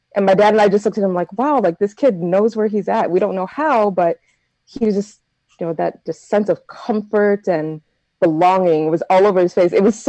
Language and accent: English; United States; I'm very American. I'm not that Jamaican.